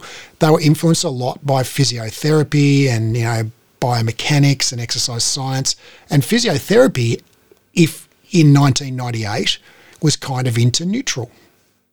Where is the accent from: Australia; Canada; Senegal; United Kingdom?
Australia; born or raised there